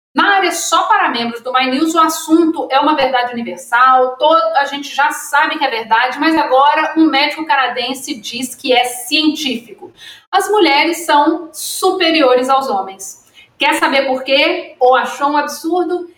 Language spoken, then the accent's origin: Portuguese; Minas Gerais, Brazil; eu sou mineira